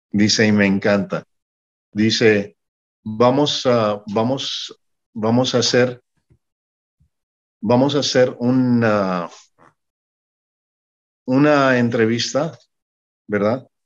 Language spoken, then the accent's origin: Spanish; Mexico; also born or lived in Panama / Puerto Rico; yo soy mexicano, tengo acento porque he estado viviendo en Centroamérica, en Panamá, en Puerto Rico, y mi acento se ha arruinado